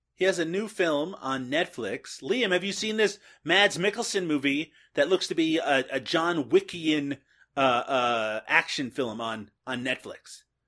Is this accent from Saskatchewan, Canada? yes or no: no; Newfoundland and Labrador, Canada; now in Peterborough, Canada; I'm, of course, originally from Newfoundland, Canada, and I, I currently live in Peterborough, Ontario, Canada.